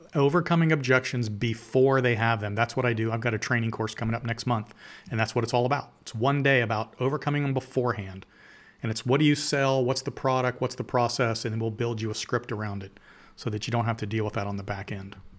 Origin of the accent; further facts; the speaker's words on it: Canal Winchester, Ohio, United States; I'm from Columbus, Ohio. I grew up in a little farm town in Columbus called Kanawha